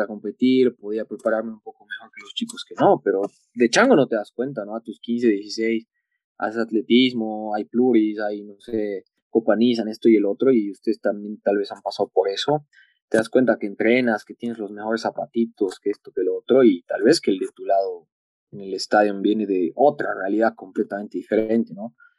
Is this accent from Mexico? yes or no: no; Bolivia; deportista por Bolivia unos 16 años